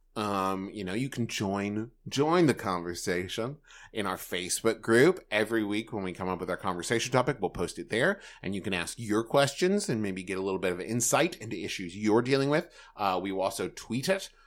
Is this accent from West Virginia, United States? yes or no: yes; Huntington, West Virginia, United States; moved away; also born or lived in Los Angeles; in Huntington, West Virginia, which is my hometown